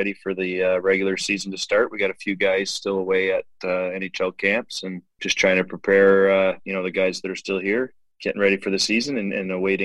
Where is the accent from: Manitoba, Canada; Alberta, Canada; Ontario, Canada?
Ontario, Canada; Oshawa; also born or lived in Guelph, Ontario; I was born in Guelph, but I grew up in Oshawa